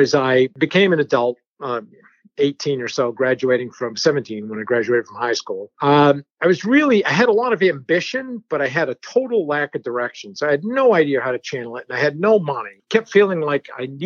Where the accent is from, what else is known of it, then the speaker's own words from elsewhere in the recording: New Hampshire, United States; first language French; English is a second language; I grew up in New Hampshire, in a small French Canadian enclave in New Hampshire